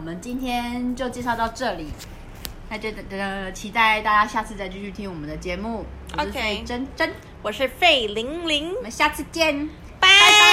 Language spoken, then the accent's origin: Chinese; Taipei, Taiwan; 我台北人